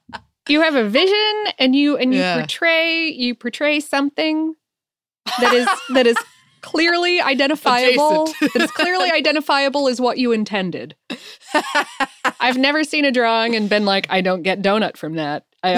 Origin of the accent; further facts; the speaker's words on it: Florida, United States; Growing up in Florida and coming from a very stereotypical Florida household, I, of course, had multiple citrus trees growing in my backyard.